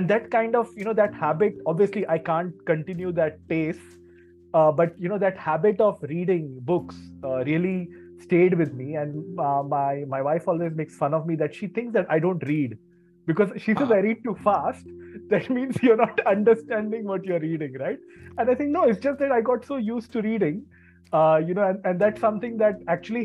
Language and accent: English; Mumbai, Maharashtra, India; moved away as an adult; also born or lived in Kolhapur; now in Basel, Switzerland; I'm based in Basel in Switzerland right now, but I grew up in Bombay.